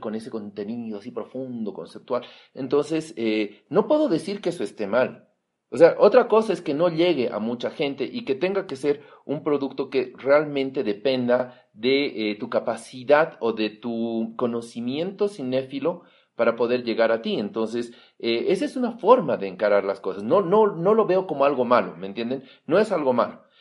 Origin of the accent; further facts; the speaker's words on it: Bolivia; todos somos bolivianos